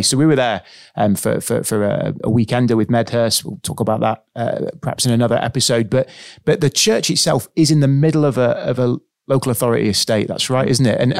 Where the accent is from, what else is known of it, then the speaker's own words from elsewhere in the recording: Sunderland, North East England, United Kingdom; born there; accent: Northeast; I was born in Sunderland and sometimes uh, I, I, sneak back into it.